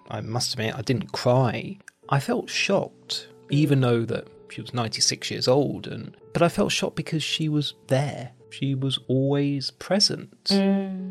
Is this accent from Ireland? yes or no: no; United Kingdom; as a British person